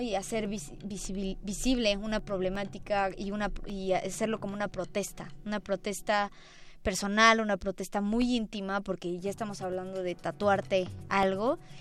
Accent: Puebla, Mexico; now in Mexico City, Mexico; el estado de Puebla, que es donde yo nací, donde yo crecí.

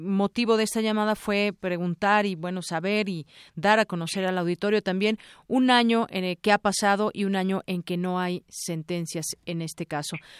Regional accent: Mexico; quienes somos mexicanos

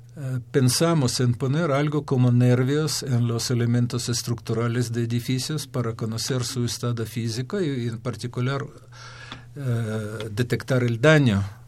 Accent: Ukraine; Spanish is a second language; moved away as an adult; also born or lived in Kyiv, Ukraine; now in Mexico; yo soy de Ucrania, hice mis estudios hasta nivel de doctorado en Ucrania.

